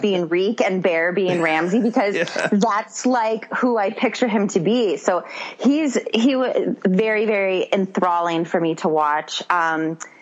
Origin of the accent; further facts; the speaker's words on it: Wisconsin, United States; accent: Wisconsin; My Wisconsin accent